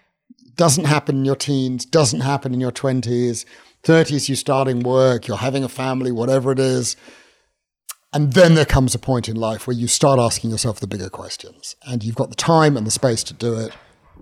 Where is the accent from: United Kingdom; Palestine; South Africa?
United Kingdom; London; I'm invited to do sort of guest sermons, this sort of North London Jewish guy.